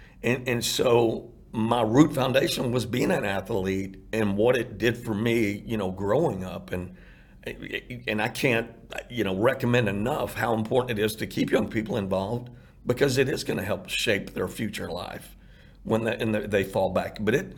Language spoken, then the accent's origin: English; Irving, Texas, United States; And so, man, those were great memories growing up in Irving.